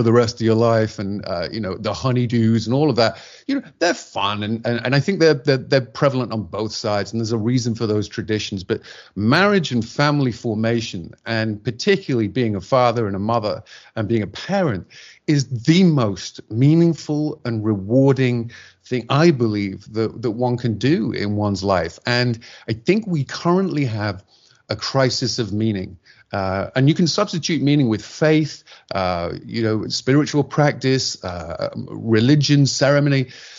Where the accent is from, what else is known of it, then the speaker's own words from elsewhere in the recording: England, United Kingdom; which we used to do at home in my home country in England, we still do on a Sunday.